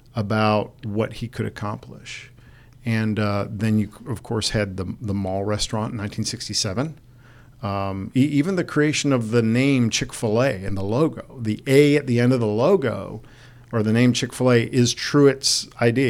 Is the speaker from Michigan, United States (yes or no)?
yes; Detroit, Michigan, United States; moved away; Detroit, my hometown